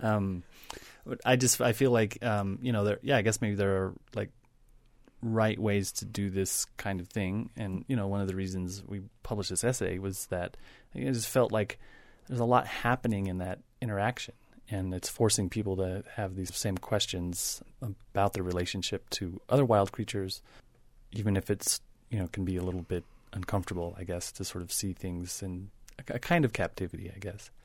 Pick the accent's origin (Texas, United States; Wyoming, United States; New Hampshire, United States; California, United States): Wyoming, United States; I grew up in Wyoming